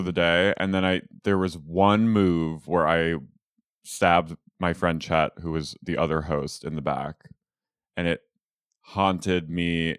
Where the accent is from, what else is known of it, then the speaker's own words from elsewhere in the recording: Philadelphia, Pennsylvania, United States; I'm from Philadelphia